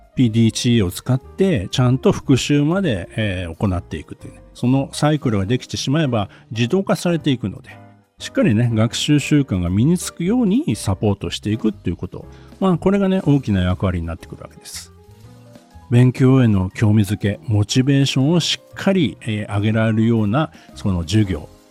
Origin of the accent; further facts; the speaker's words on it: Gunma, Japan; 私は群馬県の出身なので、縄毛カルタという郷土カルタをですね、小学校から中学校の時にね、やりました